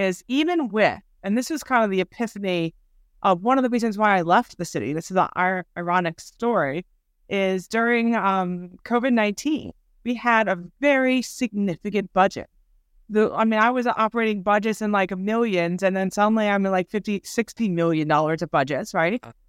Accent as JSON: {"language": "English", "town": "Baltimore", "region": "Maryland", "country": "United States", "tie": "born or raised there", "said": "I was born and raised in Baltimore, left Baltimore 15 years and came right back."}